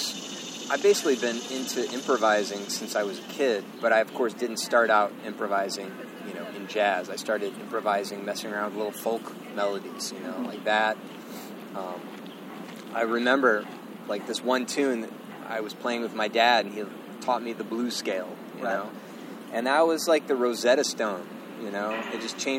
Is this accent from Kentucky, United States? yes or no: yes; Lexington, Kentucky, United States; moved away as an adult; also born or lived in Chicago, United States; now in New York, United States; I grew up in Lexington, Kentucky